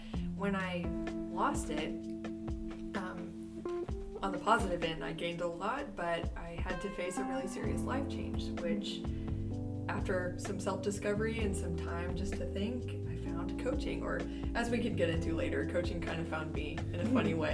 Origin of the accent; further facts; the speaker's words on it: Corpus Christi, Texas, United States; also born or lived in Houston, Texas; Kelsey and I grew up in Little Corpus Christi, Texas